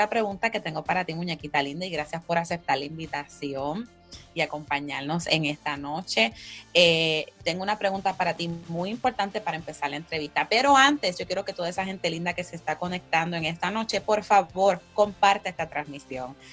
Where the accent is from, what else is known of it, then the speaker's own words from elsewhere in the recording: Pennsylvania, United States; Ajá, exacto, exactamente. yo me crié acá en los Estados Unidos.